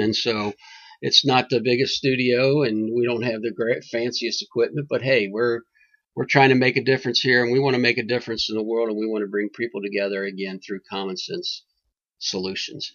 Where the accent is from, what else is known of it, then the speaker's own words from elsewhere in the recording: Kentucky, United States; moved away; I did come from God's country, Kentucky